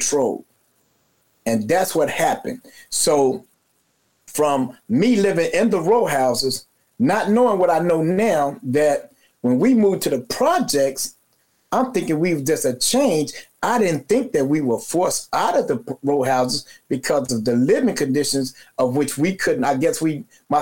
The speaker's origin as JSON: {"language": "English", "town": "Chicago", "region": "Illinois", "country": "United States", "tie": "born or raised there", "said": "I was born and raised in Cabrini"}